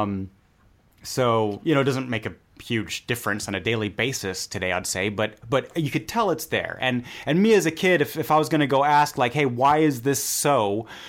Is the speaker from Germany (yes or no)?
yes; Germany; growing up in Germany